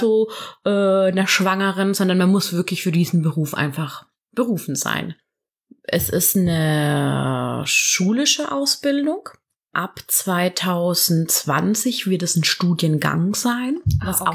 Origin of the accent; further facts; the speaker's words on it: near Karlsruhe, Baden-Württemberg, Germany; moved away as an adult; now in Cologne, Germany; komme ursprünglich aus Süddeutschland. Genau aus der Nähe von Karlsruhe